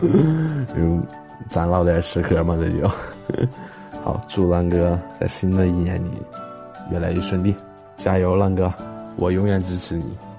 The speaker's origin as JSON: {"language": "Chinese", "region": "Northeast China", "country": "China", "said": "用咱们东北话来说"}